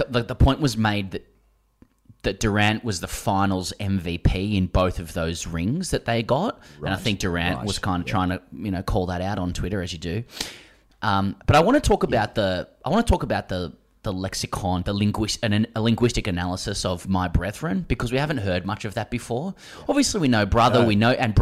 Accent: Australia; as an Australian

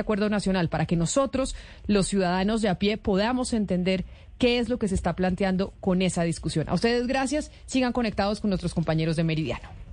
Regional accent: Colombia

